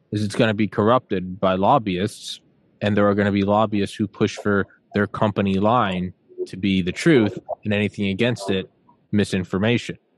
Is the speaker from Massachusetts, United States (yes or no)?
no; New Hampshire, United States; also born or lived in Maryland / Georgia / Maine / Arkansas; Uh, I'm in Maryland. I'm from New Hampshire. I live in Maryland. I've lived in Georgia, Maine, Arkansas, all over the place.